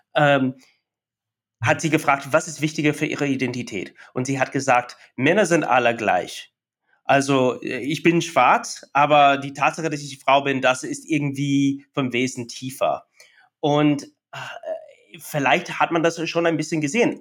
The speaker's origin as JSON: {"language": "German", "area": "near the Oklahoma border", "region": "Texas", "country": "United States", "tie": "born or raised there", "second_language": "German", "moved": "yes", "said": "Mein Heimatstadt ist an der Grenze zu Oklahoma, zwischen Oklahoma, äh, in Texas"}